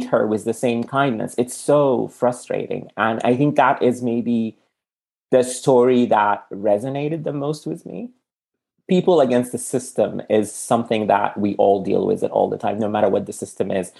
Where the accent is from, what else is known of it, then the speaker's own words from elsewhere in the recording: Sudan; now in United States; I'm from Sudan, and if you have a Sudanese passport, you're stopped everywhere